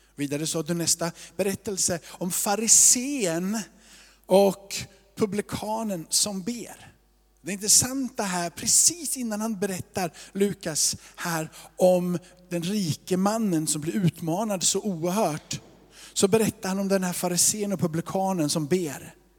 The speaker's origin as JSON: {"language": "Swedish", "region": "Småland", "country": "Sweden", "said": "Jag är också från Småland"}